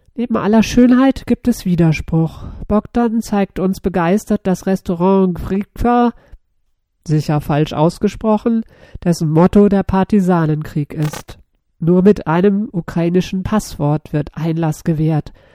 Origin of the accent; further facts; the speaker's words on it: Berlin, Germany; Ich komme aus Berlin